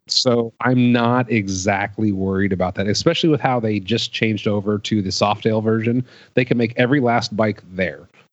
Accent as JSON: {"language": "English", "town": "Cleveland", "region": "Ohio", "country": "United States", "moved": "yes", "said": "I'm originally from Cleveland, Ohio."}